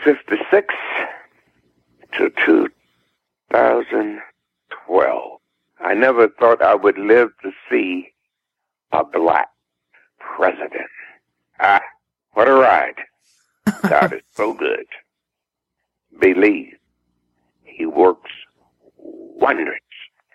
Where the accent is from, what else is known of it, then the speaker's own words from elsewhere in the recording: the South, United States; born there; I'm just Southern guy. People say, well, you sound like a Northerner. I say, well, I'm not. I was born in the South, and I love the South. I love it here.